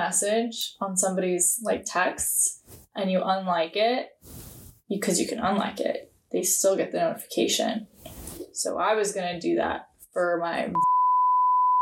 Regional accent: Washington, United States; I'm from Washington

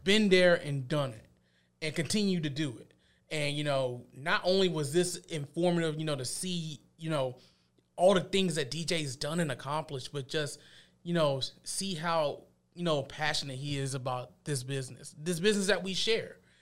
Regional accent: Columbus, United States; I grew up in East Columbus

